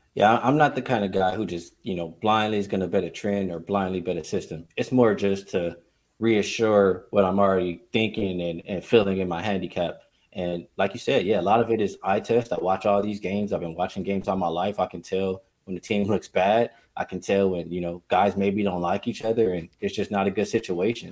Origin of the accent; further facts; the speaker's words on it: Los Angeles, California, United States; I'm born and raised in Los Angeles